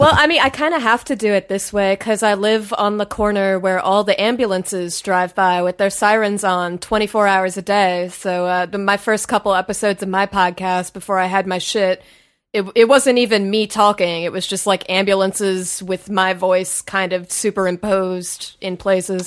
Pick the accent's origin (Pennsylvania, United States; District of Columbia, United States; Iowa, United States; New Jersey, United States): District of Columbia, United States; Washington; moved away; also born or lived in New York; I'm from D C.